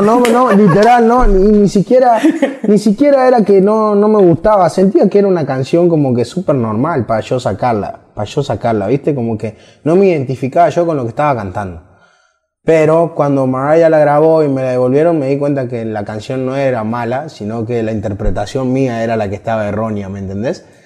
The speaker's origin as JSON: {"language": "Spanish", "town": "Villa Mercedes", "region": "San Luis", "country": "Argentina", "said": "yo soy de San Luis, que es el interior de Argentina. Vivo en una ciudad que se llama Villa Mercedes"}